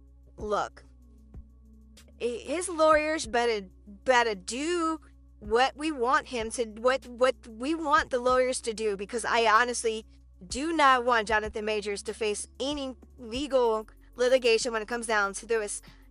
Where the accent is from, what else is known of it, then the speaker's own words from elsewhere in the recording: New York City, New York, United States; Growing up in the late 70s and early 80s in Harlem, it was violent-ridden, drug-infested, and I live smack dab in the middle of it.